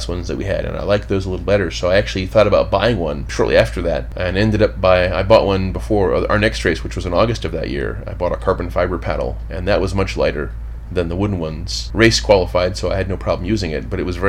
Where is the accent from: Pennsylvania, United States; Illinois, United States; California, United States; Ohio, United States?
Ohio, United States; Hamilton; moved away as an adult; now in Washington, D.C., United States; I grew up in southwestern Ohio, near Cincinnati, a little bit north, a town called Hamilton. Grew up there, moved to D.C.